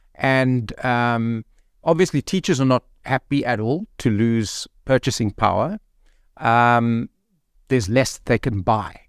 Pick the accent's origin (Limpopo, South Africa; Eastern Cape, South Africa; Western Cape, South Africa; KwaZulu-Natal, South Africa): Western Cape, South Africa; Cape Town; moved away as an adult; also born or lived in Thohoyandou; now in Gauteng, South Africa; I'm born and, and grew up in Cape Town, but, uh, I've taught in Thoyandal and, um, and now I'm working in Gauteng.